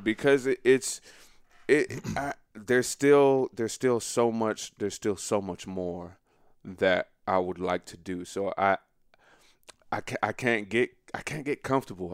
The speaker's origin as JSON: {"language": "English", "town": "Montgomery", "region": "Alabama", "country": "United States", "said": "I'm from Montgomery, Alabama"}